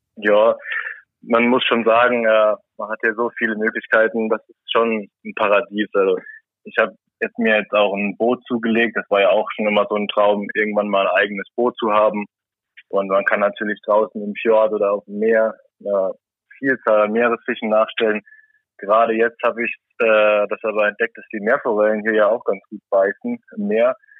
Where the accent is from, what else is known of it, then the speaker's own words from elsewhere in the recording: Saarland, Germany; moved away as an adult; also born or lived in Kiel; now in Norway; ursprünglich komme ich aus dem Saarland